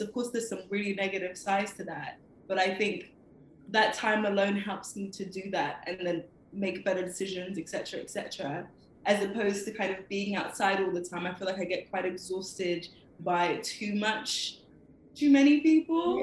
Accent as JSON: {"language": "English", "region": "London", "country": "United Kingdom", "tie": "born or raised there", "said": "I was born in London, Camden Town, and I've lived here all my life"}